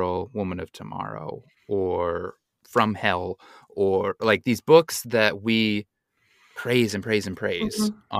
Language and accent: English; Utah, United States; growing up in Utah